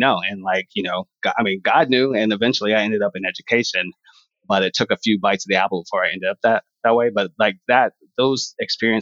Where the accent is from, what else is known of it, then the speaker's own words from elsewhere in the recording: Houston, Texas, United States; moved away as an adult; also born or lived in Galveston, Texas / Los Angeles; now in New York City, United States; I grew up in Houston